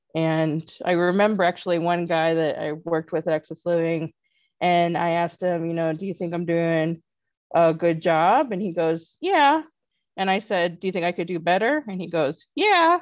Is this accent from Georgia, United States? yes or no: no; North Liberty, Indiana, United States; Well, I grew up in a town named North Liberty, Indiana, southwest of uh, South Bend, Indiana.